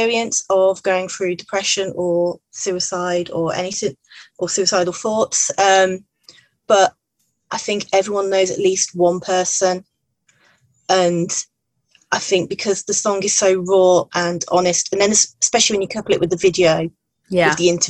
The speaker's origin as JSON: {"language": "English", "town": "Redditch", "region": "West Midlands", "country": "United Kingdom", "said": "I'm from Redditch in England, which is just south of Birmingham"}